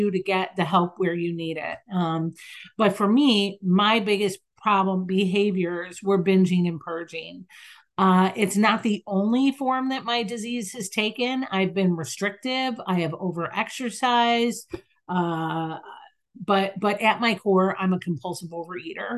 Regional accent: Chicago, Illinois, United States; I'm in Chicago. I'm from Chicago.

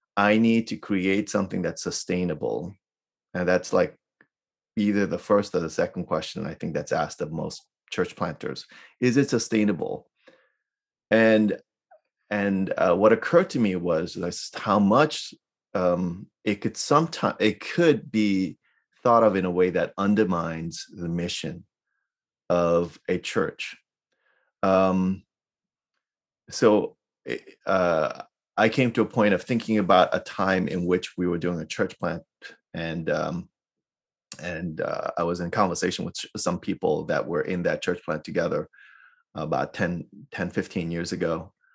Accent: New York City, New York, United States; now in Irvine, United States; I grew up in New York City, so I'm a city kid

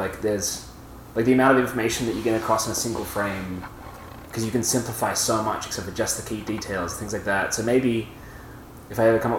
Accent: Italy; We grew up in my family grew up in Italy, and on the trip from Australia to Italy, we stopped in Thailand, and we got two VHSs

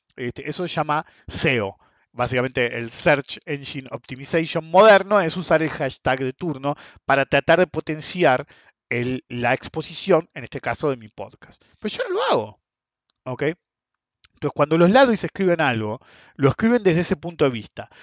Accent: Argentina; somos Argentina

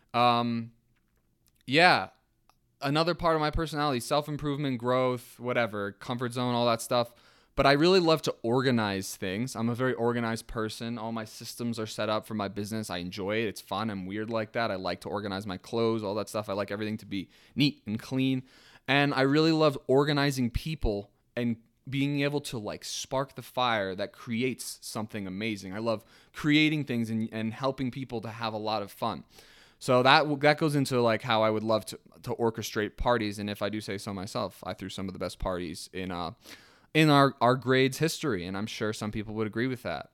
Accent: Ringwood, New Jersey, United States; also born or lived in Manhattan, New York / England; I was born in Manhattan. I, I grew up in Ringwood, New Jersey, my entire life

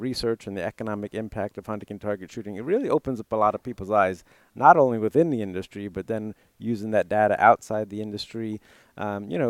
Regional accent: Putnam County, New York, United States; I grew up in Putnam County, New York, about 40 miles north of New York City

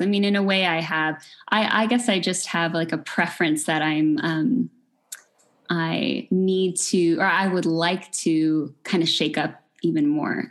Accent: Fullerton, California, United States; also born or lived in Long Beach, United States; now in Pomona, United States; I grew up in Fullerton

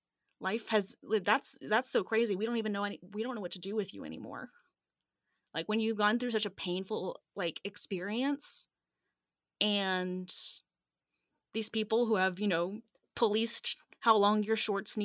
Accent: Atlanta, Georgia, United States; And so I grew up in Metro Atlanta, and I was, you know, the perfect church kid

